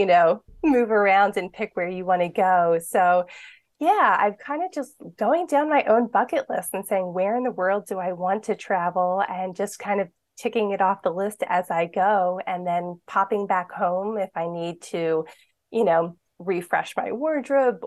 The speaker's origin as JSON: {"language": "English", "town": "Philadelphia", "region": "Pennsylvania", "country": "United States", "tie": "born or raised there", "said": "I grew up in Philadelphia, l, in the city of Philadelphia"}